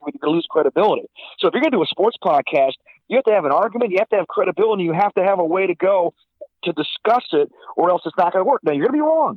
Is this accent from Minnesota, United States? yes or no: no; Silver Creek, New York, United States; I was brought up in the First Baptist Church of Silver Creek, New York